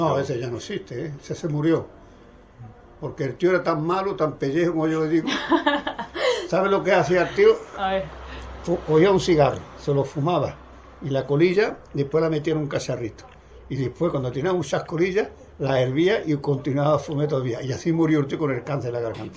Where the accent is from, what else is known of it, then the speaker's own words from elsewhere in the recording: Morón de la Frontera, Andalusia, Spain; moved away as an adult; Vengo de Morón de la Frontera, un pueblo de la provincia de Sevilla